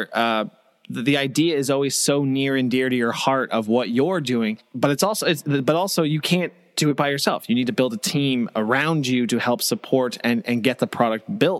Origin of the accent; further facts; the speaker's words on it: Canada; I'm Canadian, so I'm not American